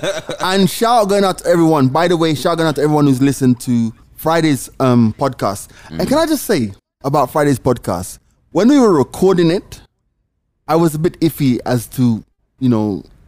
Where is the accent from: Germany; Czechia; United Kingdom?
United Kingdom; England; I'm English.